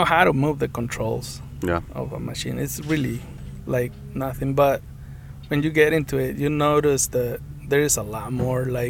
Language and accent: English; Guanajuato, Mexico; now in Oregon, United States; I'm from Mexico, Guanajuato.